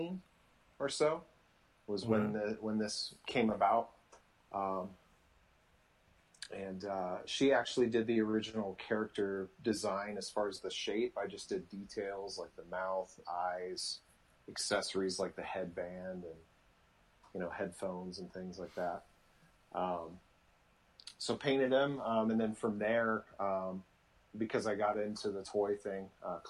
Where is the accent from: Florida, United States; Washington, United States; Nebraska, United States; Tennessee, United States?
Nebraska, United States; I grew up in Nebraska, so as I wasn't a farm boy